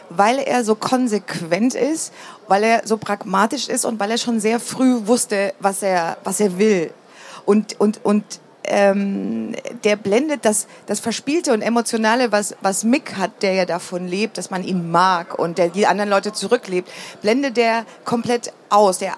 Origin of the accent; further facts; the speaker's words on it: East Germany, Germany; wenn ich zum Beispiel gesagt habe, ich bin im Osten groß geworden, dann haben die sofort ein Bild